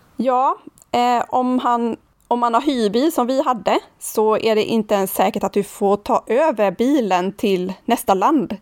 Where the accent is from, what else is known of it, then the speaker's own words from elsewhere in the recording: Sweden; also born or lived in Nynäshamn; vi svenskar